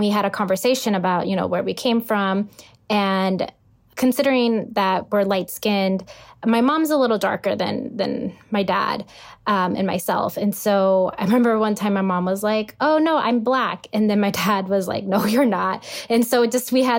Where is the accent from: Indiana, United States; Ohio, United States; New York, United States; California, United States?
California, United States; Los Angeles; I'm from Los Angeles, California